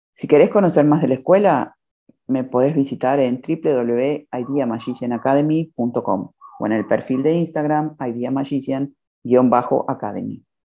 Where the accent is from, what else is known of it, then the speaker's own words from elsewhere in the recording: Buenos Aires, Argentina; now in Cancún, Mexico; Soy argentina, de Buenos Aires, y ahora resido en Cancún, México